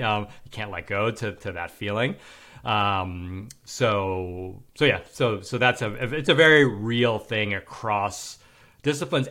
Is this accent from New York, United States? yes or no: yes; New York City, New York, United States; now in Manhattan Beach, United States; I'm from New York City and I live in Manhattan Beach, L